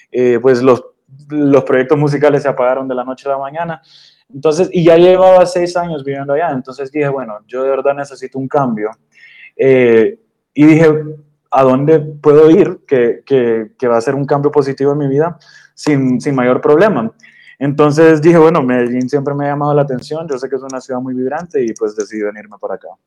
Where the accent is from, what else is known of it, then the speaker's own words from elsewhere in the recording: Honduras; now in Austin, United States; Eh, pues yo soy originalmente de Honduras, pero, pero soy mitad colombiano por el lado de mi mamá, ella es de Bucaramanga.